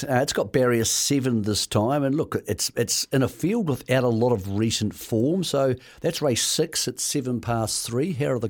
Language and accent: English; Greymouth, West Coast, New Zealand; also born or lived in Tinwald; now in Parnell, New Zealand; He lives in Parnell. You can't be any further from the South. But as you know, I grew up in Greymouth. I've lived in Tynwald.